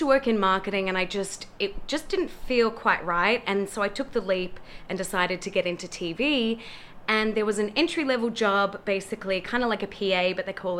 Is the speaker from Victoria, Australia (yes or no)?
yes; Melbourne, Victoria, Australia; moved away as an adult; now in Los Angeles, United States; And I'm from Melbourne.